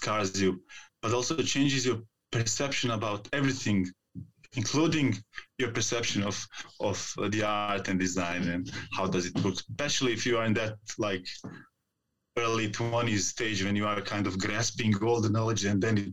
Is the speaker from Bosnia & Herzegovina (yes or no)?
yes; Zenica, Federation of Bosnia and Herzegovina, Bosnia & Herzegovina; now in Sarajevo, Bosnia and Herzegovina; I live in Sarajevo, Bosnia and Herzegovina, but actually I come from Zenica, that small city, 70 kilometers from here, steel plant city.